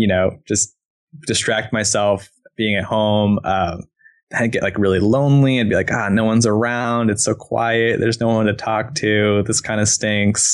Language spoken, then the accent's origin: English; East Coast, United States; moved away as an adult; now in Portland, United States; I'm from the East Coast originally.